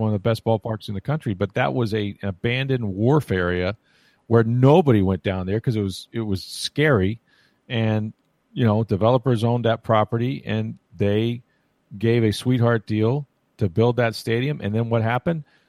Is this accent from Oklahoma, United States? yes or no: no; St. Petersburg, Florida, United States; I was born and raised in Tampa Bay, in Saint Petersburg.